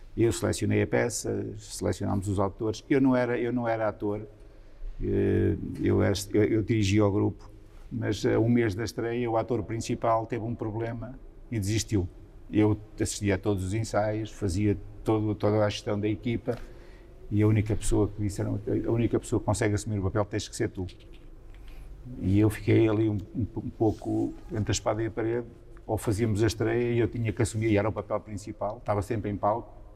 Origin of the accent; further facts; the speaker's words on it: Santa Comba Dão, Viseu, Portugal; a minha eh, juventude é passada nessa, nessa aldeia maior, São Juninho